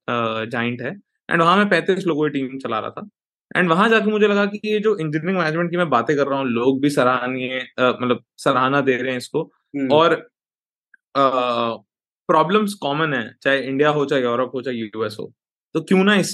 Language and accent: Hindi; Rohini, Delhi, India; मैं आ, दिल्ली के एक northern part of Delhi Rohini में पला बड़ा